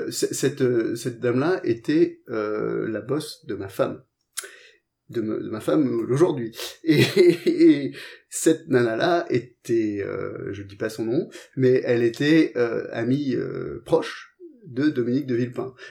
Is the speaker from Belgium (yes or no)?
no; England, United Kingdom; moved away; j'ai vécu en Angleterre, j'ai grandi en Angleterre.